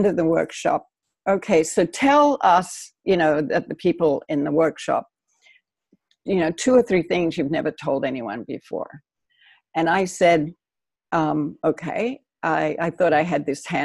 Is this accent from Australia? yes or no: yes; Australia; moved away as an adult; also born or lived in New York; now in United States; I grew up in Australia. I was born here, but I grew up in Australia.